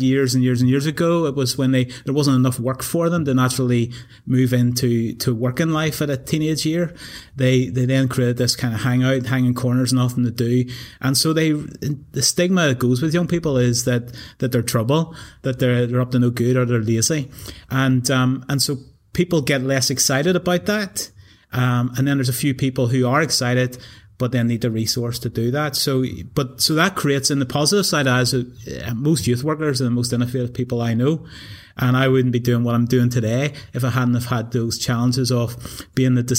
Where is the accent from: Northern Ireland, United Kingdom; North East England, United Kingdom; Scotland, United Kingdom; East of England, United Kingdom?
Northern Ireland, United Kingdom; Newtownabbey; moved away as an adult; also born or lived in England; I grew up in Newton Abbey